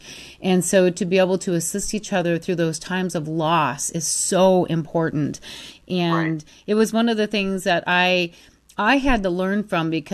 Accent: Free Soil, Michigan, United States; now in Scottsdale, United States; It's a little tiny farm town between Ludington and Manistee

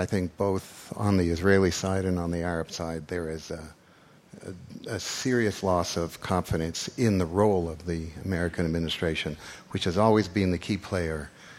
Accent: Canada; now in United States; When this country is ready to have an appointed Canadian-born Jewish president, I'm available.

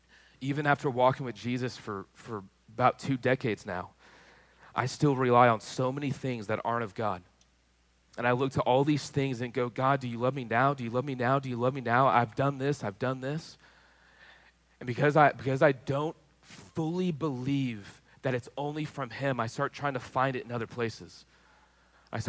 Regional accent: Texas, United States; I grew up in Texas, so that's got to mean something.

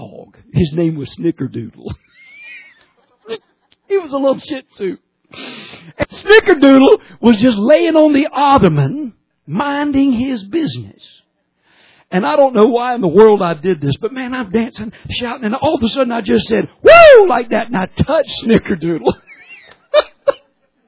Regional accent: Georgia, United States; I'm from Georgia

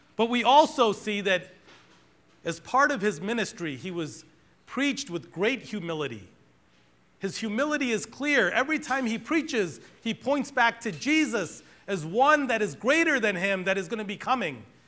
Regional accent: Boston, Massachusetts, United States; We grew up in Boston, and I grew up in a black Pentecostal church

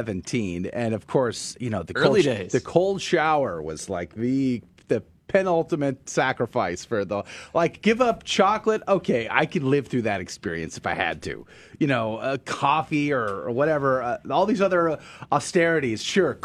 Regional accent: the South, United States; Us Southerners

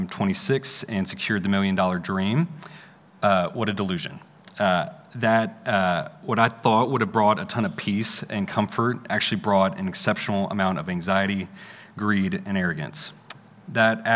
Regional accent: McKinney, Texas, United States; I grew up in McKinney, just north of here

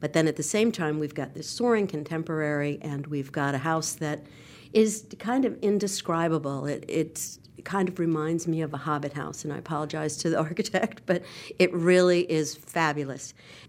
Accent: New York, United States; moved away as an adult; now in Charlotte, United States; I grew up in New York at the Leonard Bernstein concerts for children.

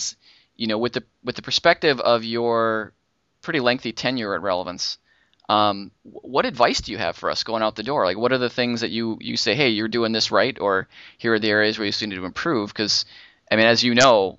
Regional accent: Minnesota, United States; moved away; I grew up in Minnesota myself

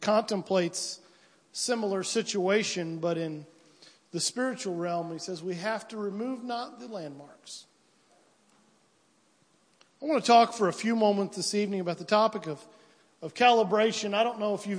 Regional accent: United States; where I'm from roughly from Piedmont to Williamsville

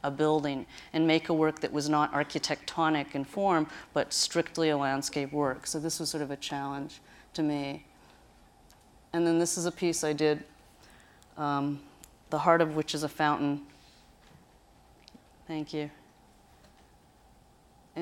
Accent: Ohio, United States; Where I grew up in Ohio, the hillscape is very, very rolling

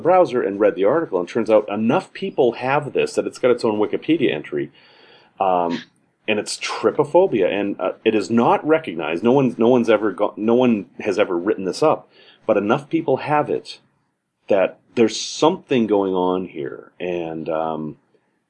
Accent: Salem, Massachusetts, United States; I grew up in Massachusetts in Salem, snowy place

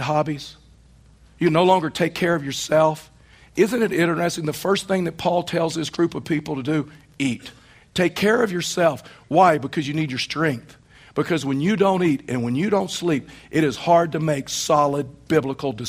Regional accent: East Texas, United States; now in Colorado, United States; Where I was raised in East Texas, within 15 minutes of my home were six lakes

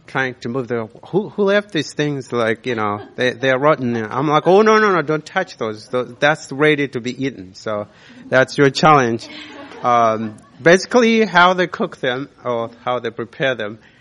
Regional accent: Malawi; moved away; I was born in Malawi, raised there.

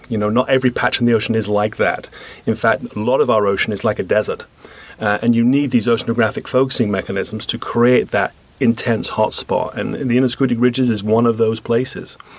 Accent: United Kingdom; moved away as an adult; also born or lived in Canada; now in United States; I come from Britain

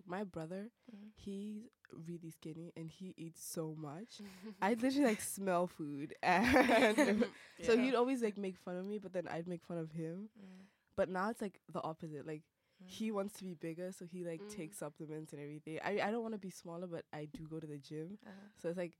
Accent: Botswana; moved away as an adult; now in United States; I'm from Botswana. So I just came here last August.

